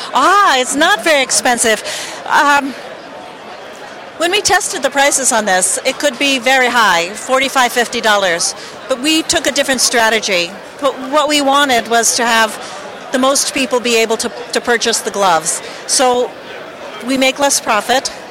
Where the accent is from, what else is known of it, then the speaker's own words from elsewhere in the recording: Boulder, Colorado, United States; we're from Boulder, Colorado